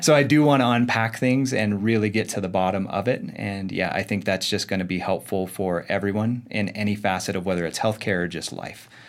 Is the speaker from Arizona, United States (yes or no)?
yes; Arizona, United States; I was born and raised in Arizona